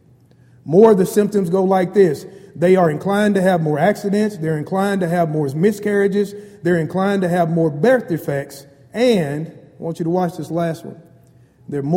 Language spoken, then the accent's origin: English; Bryan, Texas, United States; I grew up in Bryan, Texas, a very small town in Brazos Valley, and I consider myself a country boy.